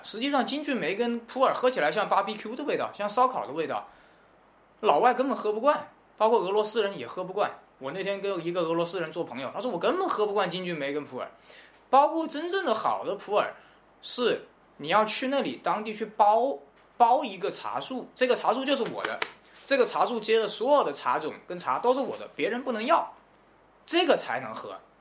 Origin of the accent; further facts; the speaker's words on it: China; 我们中国人